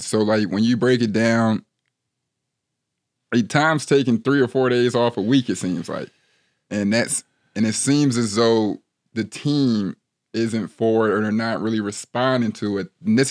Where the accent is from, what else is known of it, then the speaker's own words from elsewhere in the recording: Ohio, United States; So originally, I'm from the Midwest. I heard you're a Midwest guy as well. You're from I'm a Buckeye boy, so we call the state of Michigan the state up north.